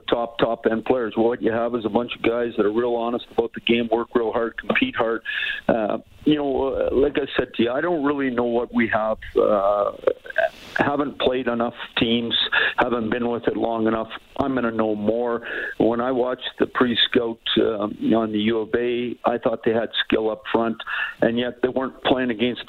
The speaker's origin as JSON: {"language": "English", "town": "Saskatoon", "region": "Saskatchewan", "country": "Canada", "tie": "born or raised there", "also_born_or_lived": "Montreal", "moved": "yes", "said": "I grew up in Saskatoon. It's fun to be back"}